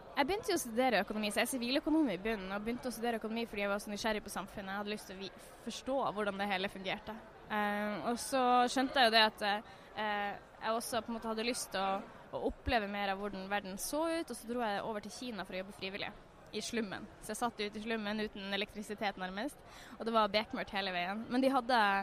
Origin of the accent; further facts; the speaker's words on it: Northern Norway, Norway; jeg er jo fra Nord-Norge